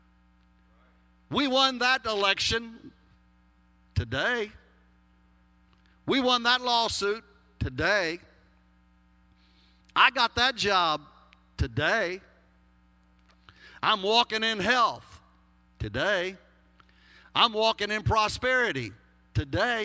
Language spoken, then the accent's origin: English; Texas, United States; accent: Texas; my Texas accent